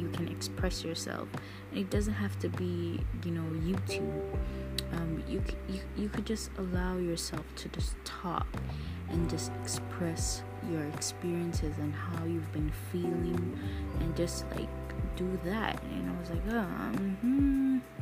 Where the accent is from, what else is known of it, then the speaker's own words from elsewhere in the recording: Jamaica; I'm Jamaican